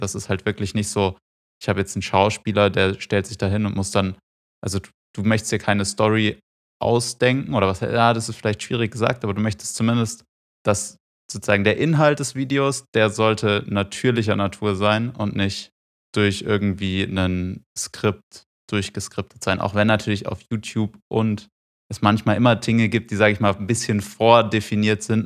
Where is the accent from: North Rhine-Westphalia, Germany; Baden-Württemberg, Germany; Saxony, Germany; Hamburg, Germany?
Baden-Württemberg, Germany; Freiburg; now in Munich, Germany; ich komme aus Freiburg